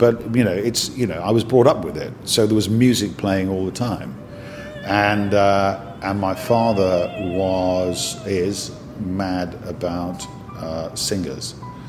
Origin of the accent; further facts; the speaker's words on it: Liverpool, North West England, United Kingdom; I was born in Liverpool